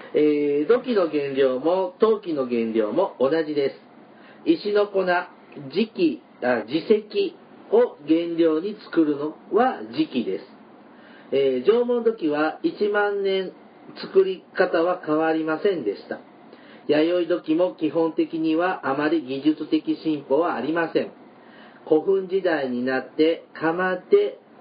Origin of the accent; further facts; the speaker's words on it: Mie, Japan; 僕はちょっとエリア的に三重出身なんで